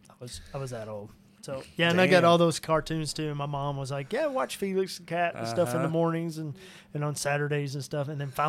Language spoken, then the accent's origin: English; Cabot, Arkansas, United States; also born or lived in Little Rock; Yeah, since I was five. I was born in Little Rock and then lived in Cabot and then moved around since then, but Cabot.